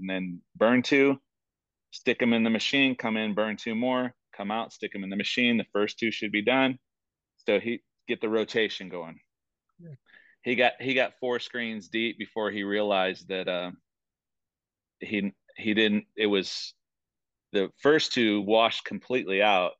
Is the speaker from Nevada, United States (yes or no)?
no; Toledo, Ohio, United States; now in Rock Hill, United States; I'm originally from Toledo, Ohio